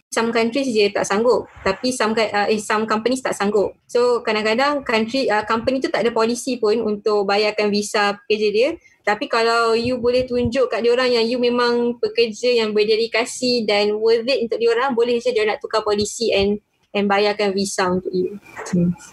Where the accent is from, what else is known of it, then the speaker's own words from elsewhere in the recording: Malaysia; dekat Malaysia, kita dah biasa kita saya orang Melayu Muslim